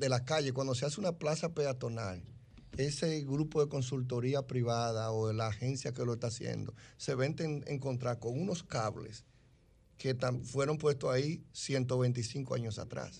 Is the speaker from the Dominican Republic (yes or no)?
yes; Dominican Republic; lo que somos los dominicanos en cualquier rincón del mundo